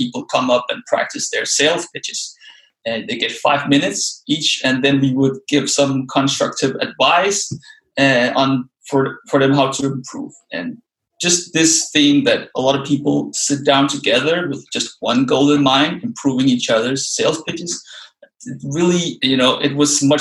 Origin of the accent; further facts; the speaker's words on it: Denmark; also born or lived in Copenhagen, Denmark; So I moved back to my home country, Denmark, and I now live in Copenhagen, the capital of Denmark.